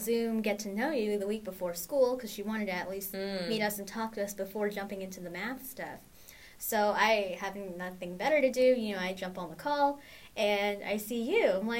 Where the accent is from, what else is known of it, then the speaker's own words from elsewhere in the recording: Orange County, California, United States; I'm from Orange County. I've been here my whole life, and I'm currently a freshman at Concordia University Irvine.